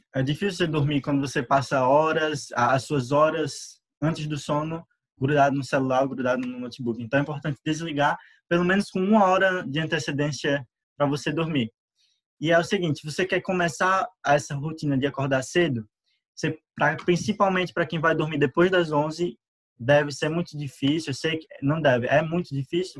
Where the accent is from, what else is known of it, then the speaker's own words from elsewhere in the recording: Sete Lagoas, Minas Gerais, Brazil; sou de Marcel Lagoas